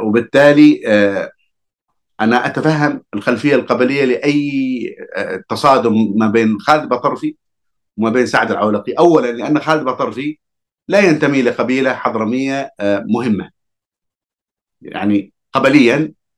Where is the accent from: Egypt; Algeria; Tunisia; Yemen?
Yemen; Hadhramaut; أنا كحضرمي